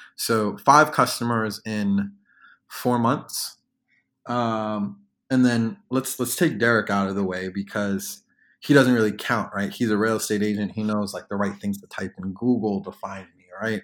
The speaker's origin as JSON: {"language": "English", "region": "New York", "country": "United States", "moved": "as an adult", "lives_now": "Washington, D.C. area, United States", "said": "I'm originally from New York, but I moved to the D M V. uh, to go to the University of Maryland"}